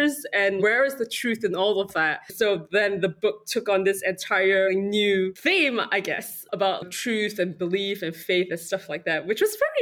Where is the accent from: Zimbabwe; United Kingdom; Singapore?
Singapore; I come from Singapore